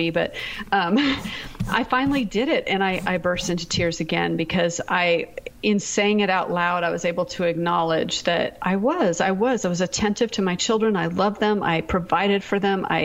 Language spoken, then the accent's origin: English; Seattle, Washington, United States; We're actually from the Seattle area, but we were in Texas.